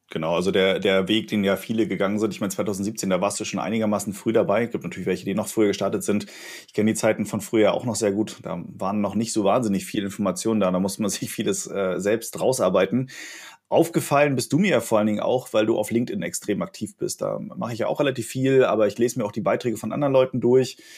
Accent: Hamburg, Germany; tatsächlich, ich komme aus Hamburg und ja. in Hamburg gibt's halt dieses Störtebecker Bier

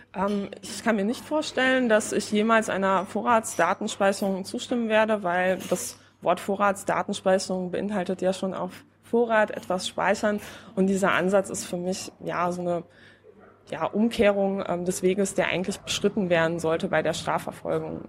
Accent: Poland; now in Berlin, Germany; ich komme ja aus Polen

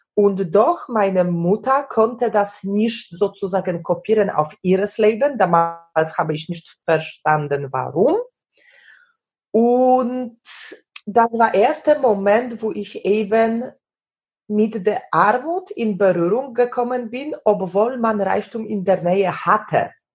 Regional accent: Poland; German is a second language; moved away as an adult; also born or lived in Germany / Sweden; ich war aus Polen

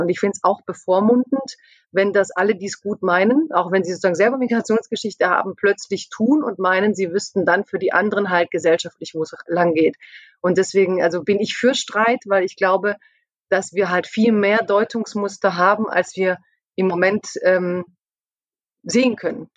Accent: Stuttgart area, Baden-Württemberg, Germany; also born or lived in near Mannheim; ich komme aus dem Stuttgarter Raum, ich bin in der Nähe von Mannheim

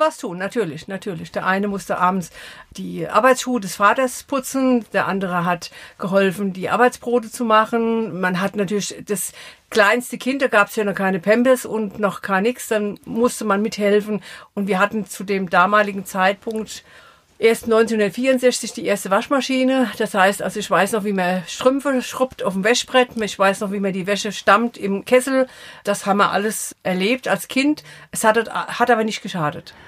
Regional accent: Eckelsheim, Rhineland-Palatinate, Germany; also born or lived in Offenheim; now in Sprendlingen, Germany; 64 sind wir von Offenheim nach Eckelsheim gezogen. Da habe ich meine Kindheit verbracht

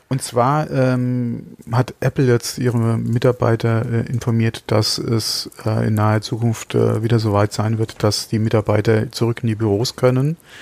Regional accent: Germany; bei uns in Deutschland

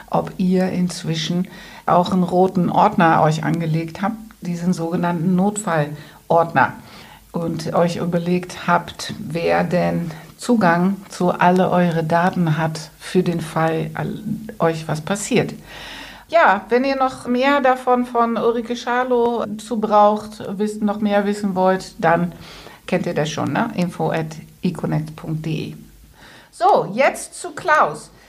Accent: Netherlands; German is a second language; Ich bin ja, alle Hörer wissen das, ich bin ja Holländerin

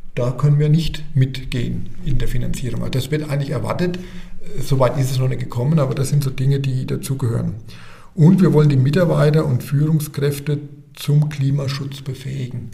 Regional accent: Stetten, Bavaria, Germany; also born or lived in Ostheim vor der Rhön; Also ich bin ein Röner Kind, äh, geboren in der Rhön, arbeite in der Rhön und bin eigentlich mein ganzes Leben in der Rhön geblieben. Aufgewachsen bin ich in Stetten

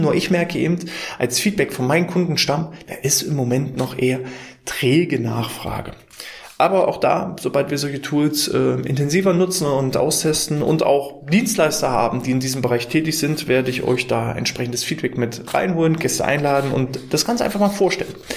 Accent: Mecklenburg-Vorpommern, Germany; wir kommen aus MV, aus Mecklenburg-Vorpommern.

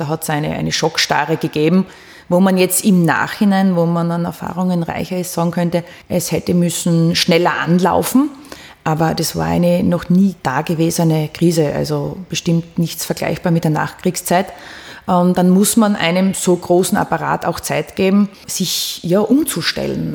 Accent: Austria; als Österreicherin

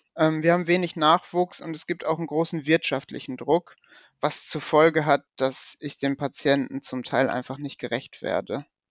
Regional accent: Paderborn, North Rhine-Westphalia, Germany; ich komme aus Paderborn

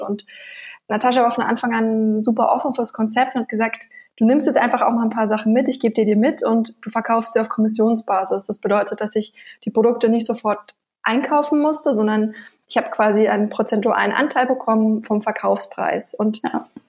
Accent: Nuremberg, Bavaria, Germany; Ich komme ursprünglich aus Bayern, aus Nürnberg, wo auch unser Firmensitz ist

